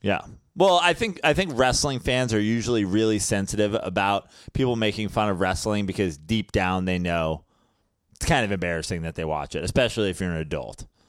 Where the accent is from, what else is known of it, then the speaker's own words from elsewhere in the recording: New York, United States; as a New Yorker